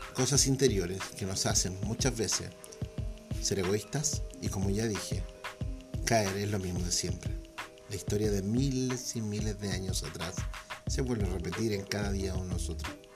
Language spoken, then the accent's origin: Spanish; Chile; mi país, Chile